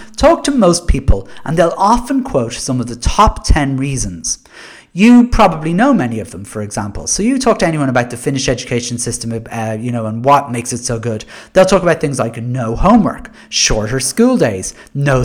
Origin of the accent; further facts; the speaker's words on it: Ireland; we're heavily influenced by our country's Catholic past